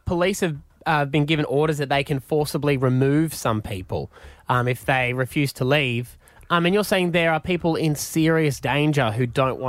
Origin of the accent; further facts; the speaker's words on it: Gladstone, Queensland, Australia; moved away; I grew up in Gladstone.